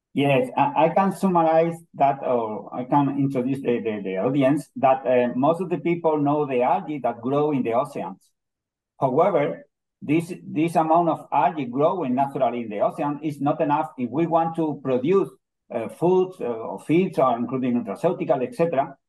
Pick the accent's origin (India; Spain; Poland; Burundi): Spain; Almería, Andalusia; English is a second language; also born or lived in Granada, Spain; I was born in Almeria, but I complete my studies in, in Granada